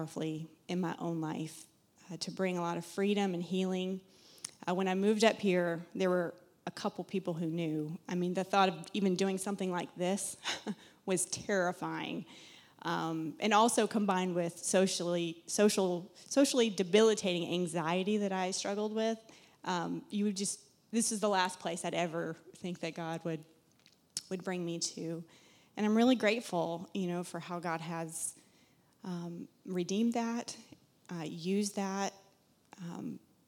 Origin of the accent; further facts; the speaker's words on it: South Carolina, United States; moved away as an adult; now in Massachusetts, United States; You'll hear an accent. I'm from South Carolina originally.